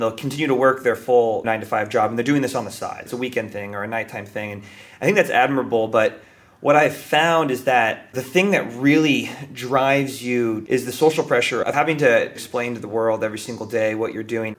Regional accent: Bay Area, California, United States; I grew up in the Bay Area, which has got to be one of the most privileged places to grow up in the entire world

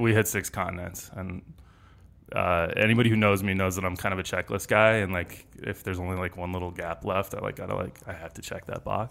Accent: Denver, Colorado, United States; moved away as an adult; also born or lived in Los Angeles; I grew up here in Denver

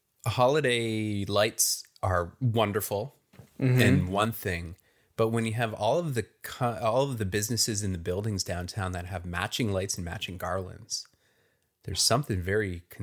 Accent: Welland, Ontario, Canada; growing up in Welland, about the closest approximation of this we have is there was an exotic dance club that burned down on New Year's morning once.

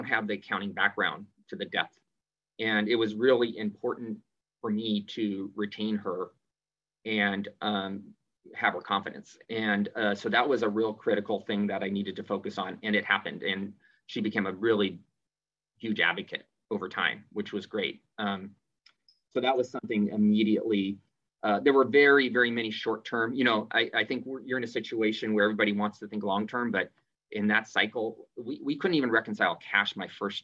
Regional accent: San Jose, California, United States; I grew up in the Bay Area in San Jose

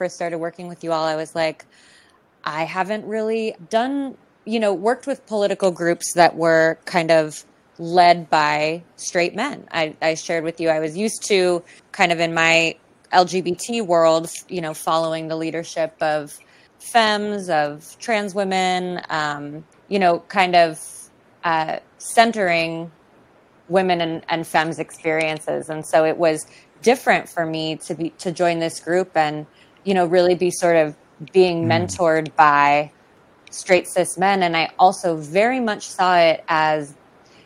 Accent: California, United States; I'm from California

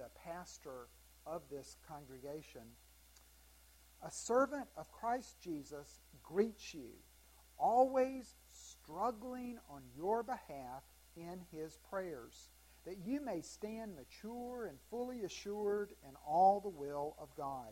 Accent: Greenville, South Carolina, United States; I grew up in Greenville, South Carolina

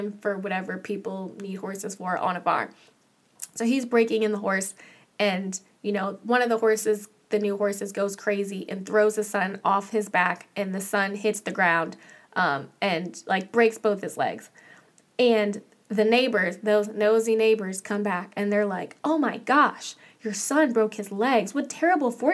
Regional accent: Manassas, Virginia, United States; moved away as an adult; now in Los Angeles, United States; I'm from Manassas, Virginia

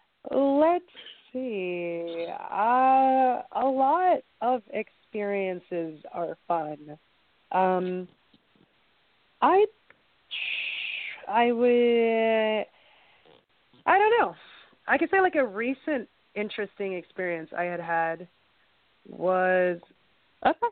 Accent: New York, United States; I'm from New York

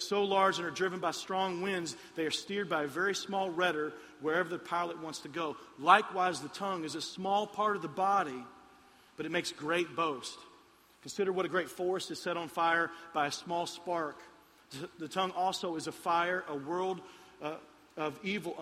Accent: Lexington, Kentucky, United States; moved away; I'm from Lexington, Kentucky

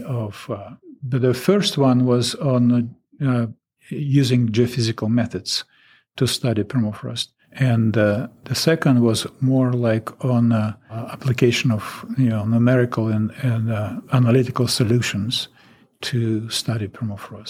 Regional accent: Russia; English is a second language; moved away as an adult; now in Alaska, United States

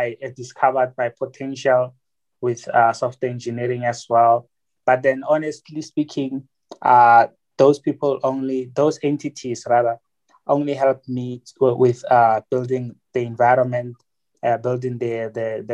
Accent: Pretoria, Gauteng, South Africa; also born or lived in Johannesburg; from Gauteng, Pretoria at the township, at the area called Atteridgeville. They call it Pelly. That's where I grew up

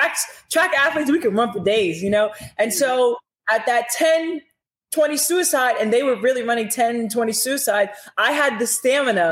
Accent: New York City, New York, United States; also born or lived in Aruba; I grew up in Brooklyn. I grew up in Washington Heights. I grew up in the Bronx

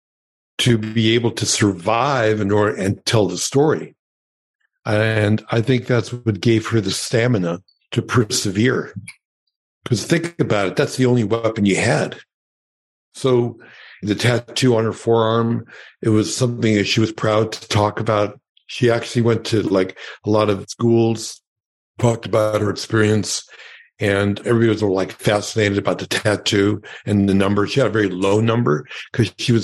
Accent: New York City, New York, United States; first language Yiddish; English is a second language; moved away as an adult; also born or lived in Los Angeles; I grew up in Brooklyn, and my parents were Holocaust survivors

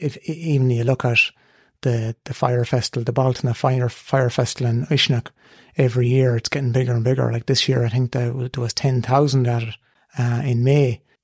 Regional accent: Boyle, County Roscommon, Ireland; I'll always say I'm from Boyle originally.

